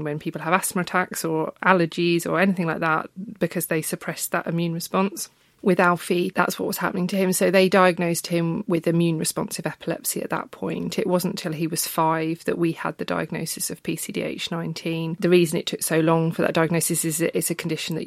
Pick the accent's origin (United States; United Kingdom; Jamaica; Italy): United Kingdom; Brighton, South East England; moved away; And I'm from Brighton originally.